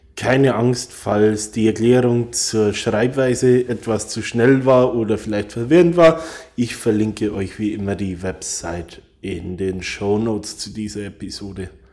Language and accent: German; Bavaria, Germany; now in Ireland; kommt genau wie ich aus Bayern